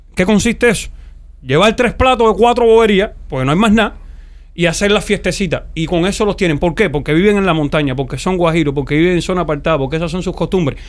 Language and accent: Spanish; Pinar del Río, Cuba; soy de Pinal